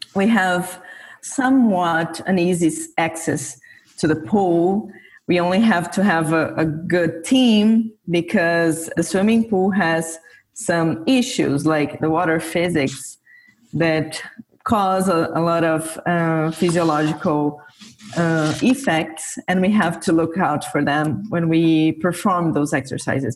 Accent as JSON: {"language": "English", "region": "São Paulo", "country": "Brazil", "tie": "born or raised there", "lives_now": "São Carlos, Brazil", "said": "I was born and grew up in Sao Paulo, which is Brazil's biggest city."}